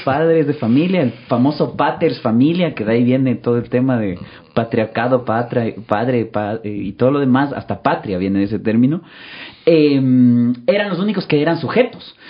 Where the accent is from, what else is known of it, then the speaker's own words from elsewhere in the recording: Quito, Pichincha, Ecuador; yo soy quiteño eh, nacido, crecido, siempre acá, estudiado en Quito